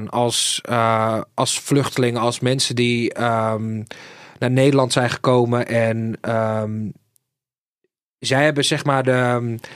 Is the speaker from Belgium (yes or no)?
no; Sweden; born there; Ik ben geboren in Zweden, dat weten heel veel mensen niet.